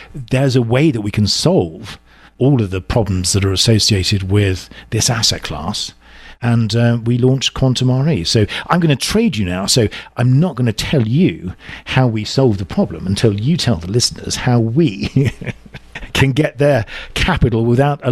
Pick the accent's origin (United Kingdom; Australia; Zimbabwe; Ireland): United Kingdom; England; accent: deep southern; moved away as an adult; now in Southern California, United States; I'm originally from England, as you can tell from my sort of deep southern accent. I moved over here almost 8 years ago, and I landed in Southern California